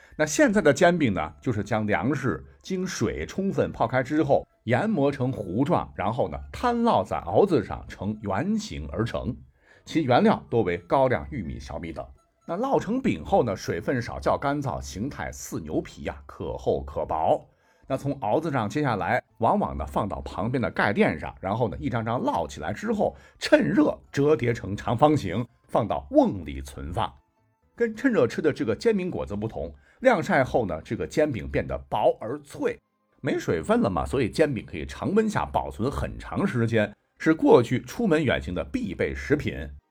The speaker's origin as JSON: {"language": "Chinese", "region": "Shandong", "country": "China", "said": "作为一个山东人"}